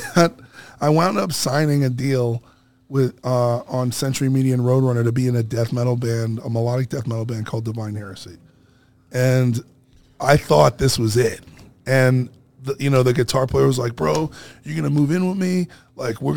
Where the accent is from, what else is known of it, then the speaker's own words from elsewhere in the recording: New York City, New York, United States; moved away; also born or lived in Los Angeles; I'm from Brooklyn